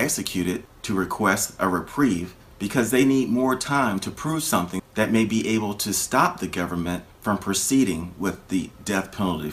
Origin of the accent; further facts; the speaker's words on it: Florida, United States; my home state of Florida